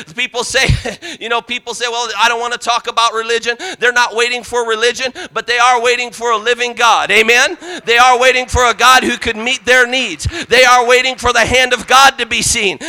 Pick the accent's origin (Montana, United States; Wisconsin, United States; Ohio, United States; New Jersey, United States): Ohio, United States; Parma; I grew up outside of Cleveland in Parma, Parma, Ohio